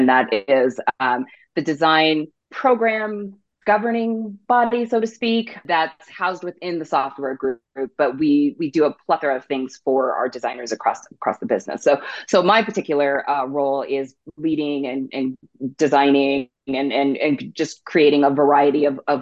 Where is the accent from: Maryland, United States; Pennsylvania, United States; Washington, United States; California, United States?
Washington, United States; south of Seattle; So I grew up in Washington State, a little bit south of Seattle.